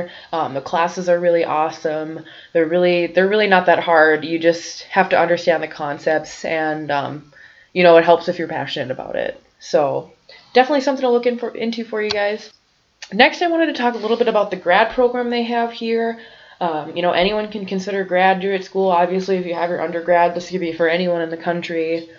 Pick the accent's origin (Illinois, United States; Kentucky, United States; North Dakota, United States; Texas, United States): North Dakota, United States; I'm living in Grand Forks, going to UND, and I'm from North Dakota